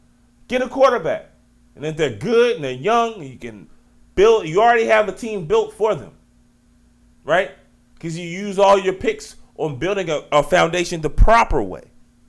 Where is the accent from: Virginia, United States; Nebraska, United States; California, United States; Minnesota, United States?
Virginia, United States; Richmond; I'm from Richmond, Virginia. Southside Richmond, Virginia, 804.